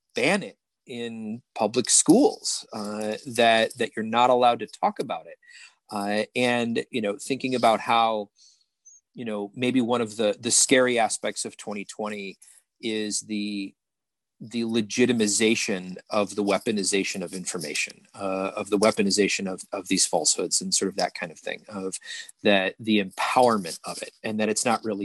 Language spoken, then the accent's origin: English; Brookfield, Illinois, United States; I grew up in Brookfield, but, you know, it's next to Riverside and Western Springs